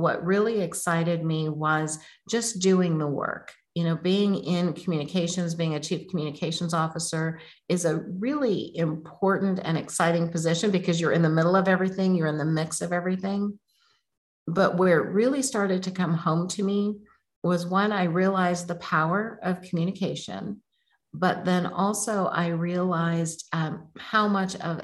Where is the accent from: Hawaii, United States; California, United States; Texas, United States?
California, United States; Oakland; I grew up in Oakland, California, not the good part at that time